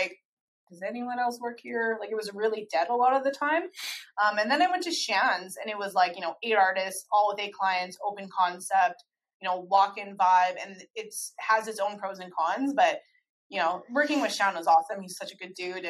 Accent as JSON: {"language": "English", "town": "Calgary", "region": "Alberta", "country": "Canada", "tie": "born or raised there", "moved": "as an adult", "lives_now": "Edmonton, Canada", "said": "I'm born and raised in Calgary"}